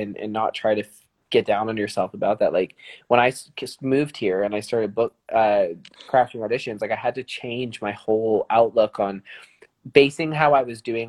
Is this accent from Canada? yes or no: yes; Calgary, Alberta, Canada; we're from Calgary in the south of France.